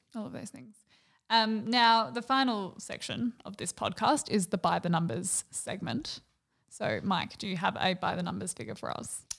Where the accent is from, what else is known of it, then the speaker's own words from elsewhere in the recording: Australia; as an Australian